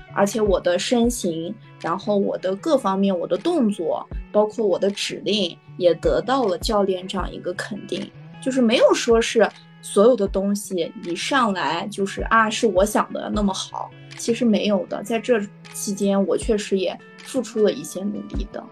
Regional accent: Dushanzi, Xinjiang, China; 我来自新疆独生子

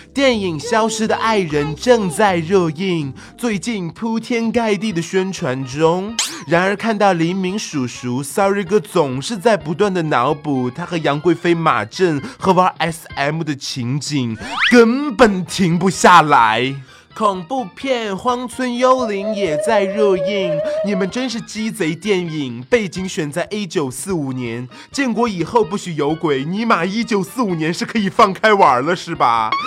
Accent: China; 我作为一个中国人

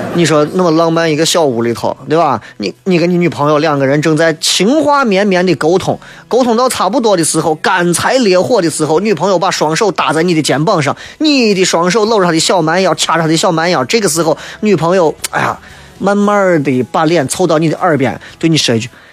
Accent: Shaanxi, China; 陕西话、陕西方言、西安话， 它都是我们所有三亲儿女的瑰宝

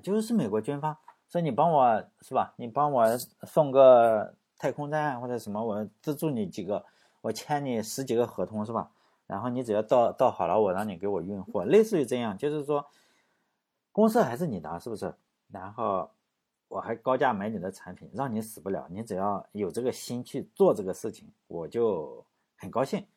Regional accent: China; 我们中国人

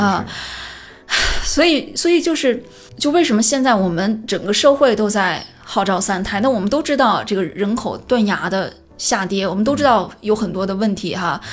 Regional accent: Qingdao, Shandong, China; 我是我老家青岛嘛

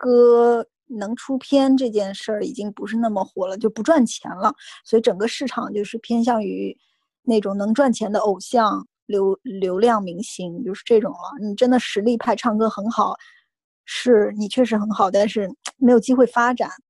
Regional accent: Zhejiang, China; 虽然我是个浙江人。

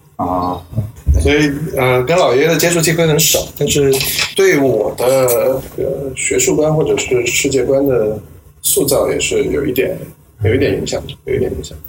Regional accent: Nanjing, Jiangsu, China; moved away as an adult; now in Hong Kong, China; 我在南京，这个出生在南京，长到十八岁来了香港读大学，一直读到博士毕业，八年的时间

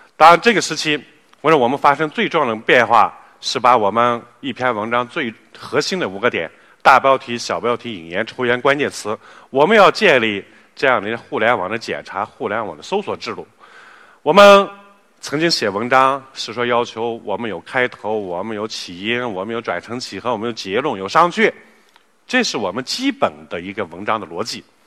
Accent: China; 四十年来我们中国人富了

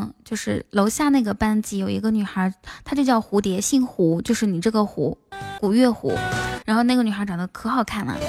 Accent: Inner Mongolia, China; now in Shanghai, China; 哪里的美女？我是内蒙古人，在上海。想听我说内蒙古话吗？

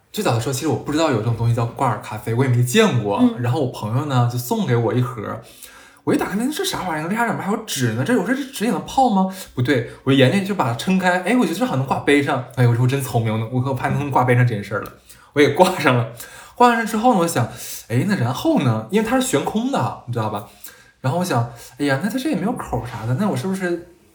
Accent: Jiangsu-Zhejiang, China; 尤其像我们江浙这边的朋友的话

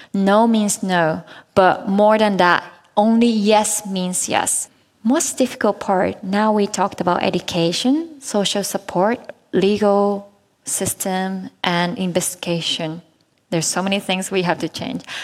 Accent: Japan; in Japan, my home country

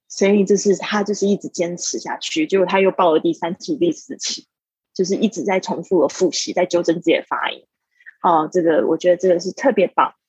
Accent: Taiwan; moved away as an adult; also born or lived in Shanghai; 我在大，台湾，呃，出生长大，然后呢，我到了上海 工作了这个七年的时间

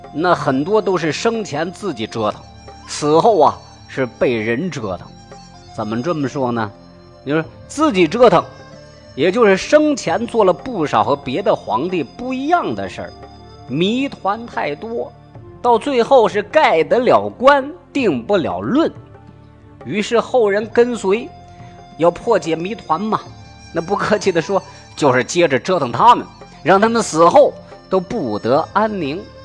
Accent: Shaanxi, China; 我陕西人嘛

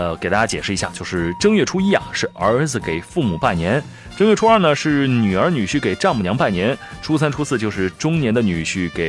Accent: Nanchang, Jiangxi, China; 我的家乡南昌

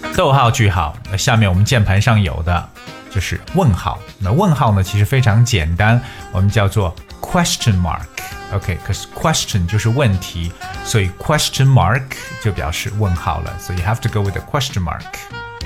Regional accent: China; 我们中国人

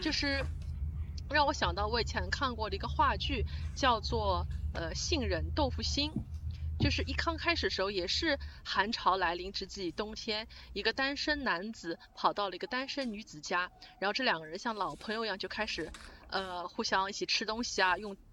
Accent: Shanghai, China; 因为我是上海人

